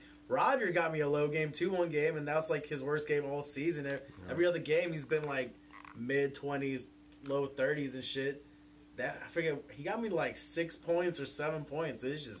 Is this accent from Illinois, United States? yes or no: no; Philadelphia, Pennsylvania, United States; I'm fucking from Philly.